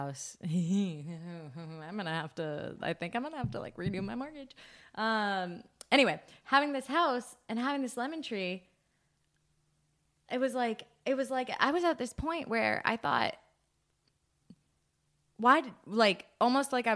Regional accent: United States; we are American

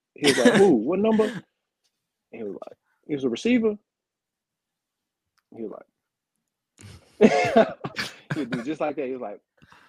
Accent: Beaumont, Texas, United States; also born or lived in Houston; now in Denver, United States; yeah, I'm from Beaumont, bro.

